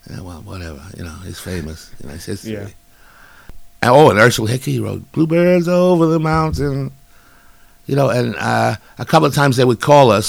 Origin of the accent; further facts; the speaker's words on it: Brooklyn, New York, United States; born there; I was born in Brooklyn on a snowy Sunday. Uh, I was raised there till I was two, and then I was dragged up and put in an orphanage.